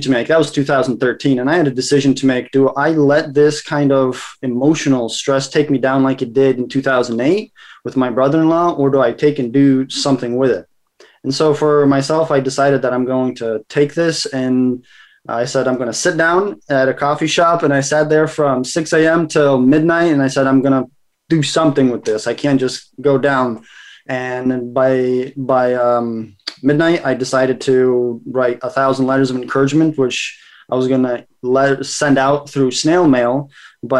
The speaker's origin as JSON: {"language": "English", "country": "United States", "tie": "born or raised there", "also_born_or_lived": "Kazakhstan", "said": "So my family moved to America, and as child number 5 of 6, I was always kind of left to my own devices. In America, growing up in a Russian culture"}